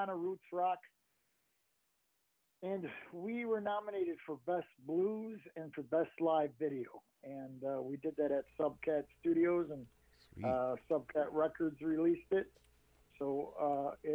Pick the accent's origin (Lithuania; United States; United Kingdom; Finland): United States; Syracuse, New York; I grew up on the Onondaga Nation, though, which is in Syracuse, New York